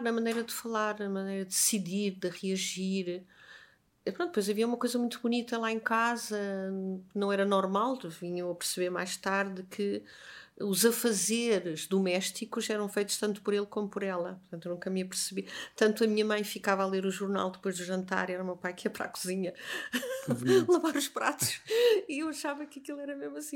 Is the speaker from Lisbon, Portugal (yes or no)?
yes; Lisbon, Portugal; also born or lived in Viana do Castelo; A primeira memória que eu tenho, isso de certeza, é já em Lisboa